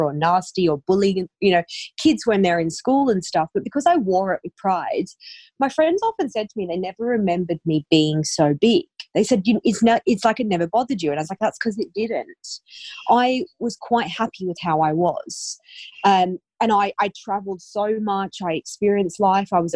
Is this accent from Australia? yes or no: yes; Australia; moved away as an adult; now in United Kingdom; I grew up in Australia